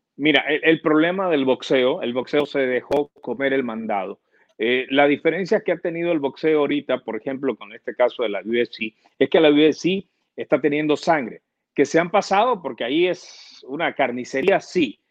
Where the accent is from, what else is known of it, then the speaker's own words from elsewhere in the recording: Honduras; nosotros los hondureños